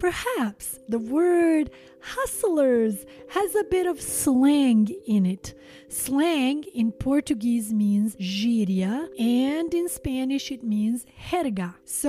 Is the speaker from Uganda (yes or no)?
no; Montenegro; these distinct cultural similarities that my home country shares with the Latino community